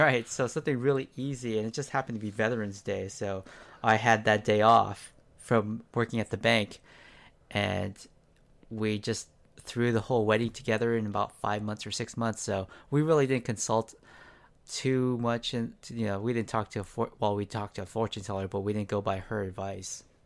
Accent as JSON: {"language": "English", "town": "San Diego", "region": "California", "country": "United States", "tie": "born or raised there", "also_born_or_lived": "Gardena", "said": "I grew up mostly in San Diego"}